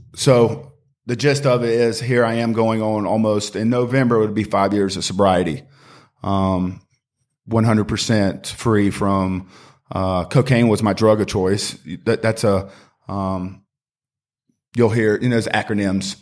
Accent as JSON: {"language": "English", "town": "Greenville", "region": "South Carolina", "country": "United States", "tie": "born or raised there", "also_born_or_lived": "Charlotte", "said": "I grew up in Greenville, uh, was born and raised here"}